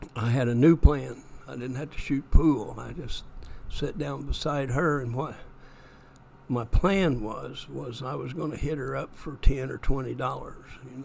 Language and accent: English; Straughn, Indiana, United States; I was raised in East Central Indiana